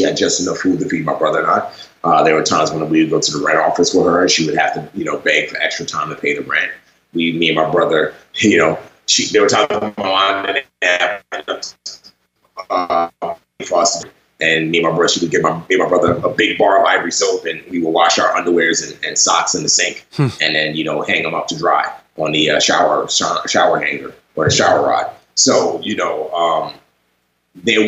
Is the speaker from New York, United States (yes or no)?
yes; New York City, New York, United States; also born or lived in Nigeria; she permanently relocated my brother and I to the United States, and I grew up in the Bronx